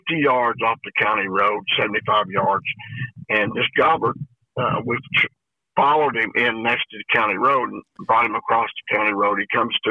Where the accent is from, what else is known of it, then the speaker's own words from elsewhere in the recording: the Ozarks, United States; being born and raised in the Ozarks